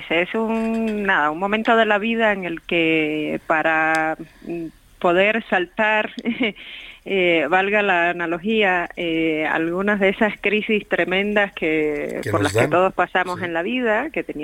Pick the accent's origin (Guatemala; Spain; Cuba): Cuba; Havana; now in Mexico; Ahora también soy mexicana y me enamoré de México como me había enamorado con dolor de La Habana que tuve que dejar atrás